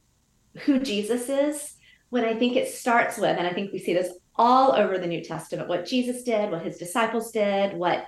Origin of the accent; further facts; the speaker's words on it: the South, United States; moved away as an adult; also born or lived in Georgia or Louisiana; now in San Francisco, United States; I grew up in the South. So I grew up almost in like one kind of culture